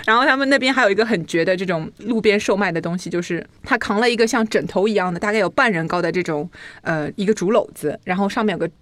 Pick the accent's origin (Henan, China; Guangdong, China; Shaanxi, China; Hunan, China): Henan, China; accent: Henan; 我的那个河南口音又出来了